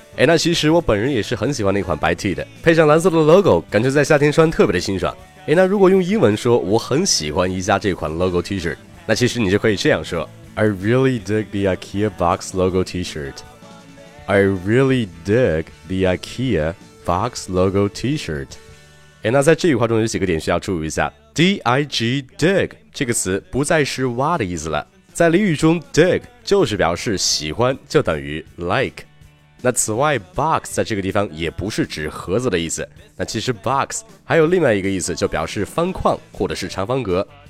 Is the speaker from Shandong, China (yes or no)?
yes; Qingdao, Shandong, China; 作为一个青岛人